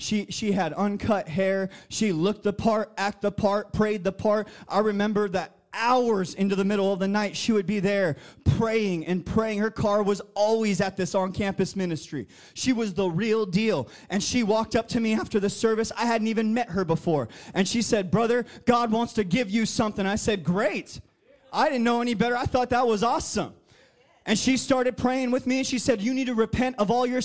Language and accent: English; New Jersey, United States; I'm from Jersey